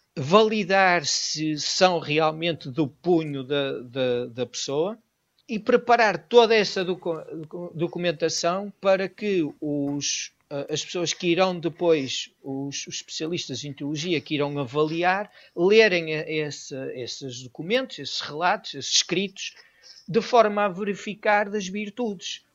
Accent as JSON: {"language": "Portuguese", "country": "Portugal", "tie": "born or raised there", "also_born_or_lived": "Venezuela", "said": "eu não nasci em Portugal, Sou filho de pais imigrantes, como tantos portugueses"}